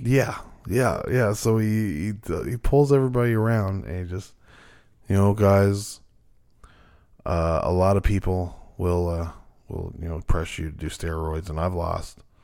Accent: Newfoundland and Labrador, Canada; we're from Newfoundland.

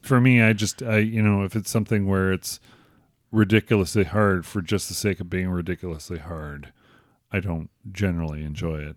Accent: Crystal Lake, Illinois, United States; my hometown of Crystal Lake

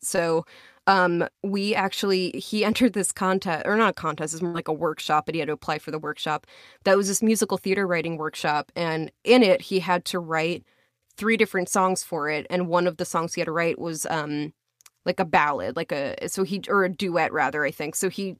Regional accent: Long Island, New York, United States; accent: Long Island; My Long Island accent.

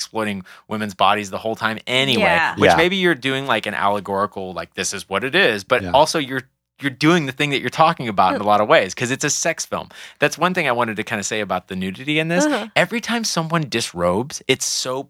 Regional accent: Texas, United States; I'm from Texas

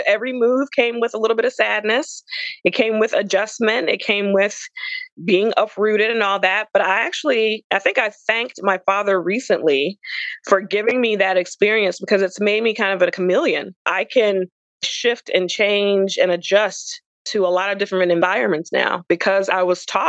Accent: South Carolina, United States; So I'm originally from South Carolina, but with my father's job, he worked for Federal Express as an executive. So every time he had a promotion or moved to a different department, we moved to a different Southern state.

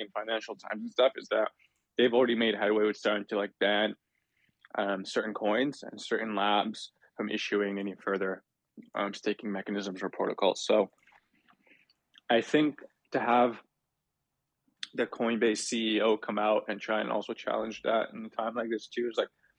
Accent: Toronto, Ontario, Canada; I'm from Toronto

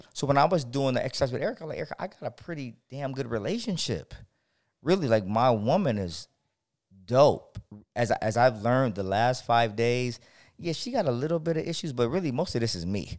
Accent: San Diego, California, United States; I'm from San Diego

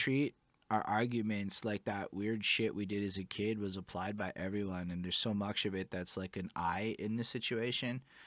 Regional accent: Montreal, Quebec, Canada; I'm from Montreal

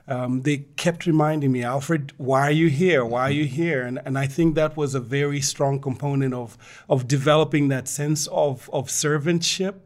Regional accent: Ndola, Copperbelt Province, Zambia; now in Lusaka, Zambia; I grew up in Ndola, which was the processing town

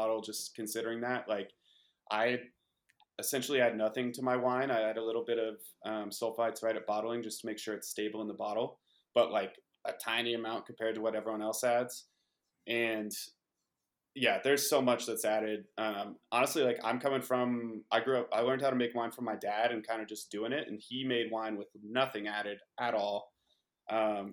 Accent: Paonia, Colorado, United States; I grew up in Peonia, Western Colorado, on the vineyard that I live on now

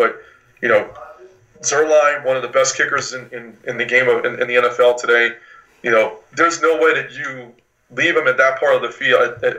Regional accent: New Orleans, Louisiana, United States; now in Florence, United States; I'm from New Orleans

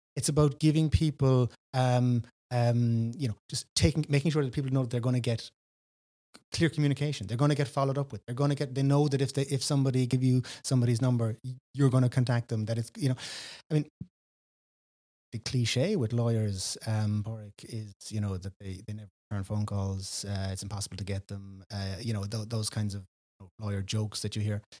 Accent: West Cork, Munster, Ireland; also born or lived in Dublin; born in, Br-, in Reardon, grew up here in, in, in West Cork

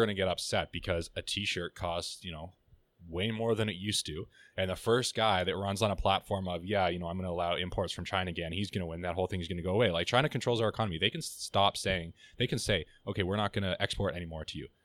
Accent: Canada; as a Canadian

